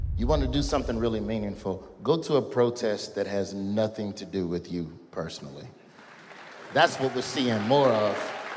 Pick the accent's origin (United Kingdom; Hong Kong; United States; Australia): United States; Birmingham, Alabama; I'm from Birmingham.